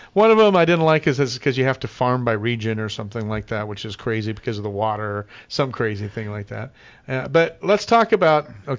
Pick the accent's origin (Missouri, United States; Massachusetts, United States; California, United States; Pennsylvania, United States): California, United States; San Bernardino; San Bernardino, my hometown. I know every street, every crevice, every crack. San Bernardino was on my resume like five or six times because of the different schools I went to.